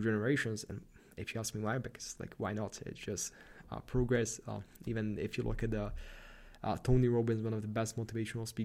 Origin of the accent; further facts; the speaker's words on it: Slovakia; moved away as an adult; now in Vienna, Austria; I'm from Slovakia